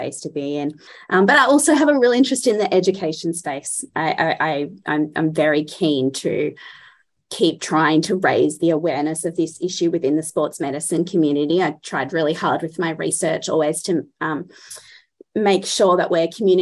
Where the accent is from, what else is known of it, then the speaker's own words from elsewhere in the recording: Australia; being Australian and so far away from everybody